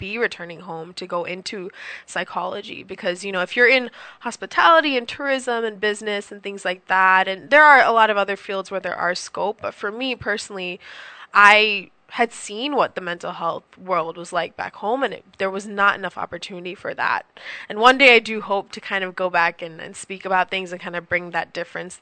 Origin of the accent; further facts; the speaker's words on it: U.S. Virgin Islands; moved away as an adult; I grew up in the U.S. Virgin Islands.